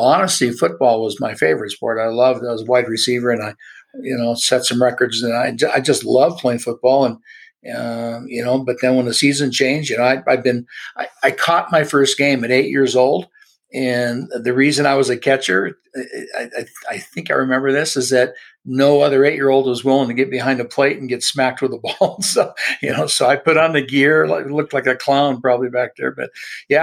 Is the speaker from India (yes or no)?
no; Los Angeles, California, United States; born and raised in Southern California in the LA area.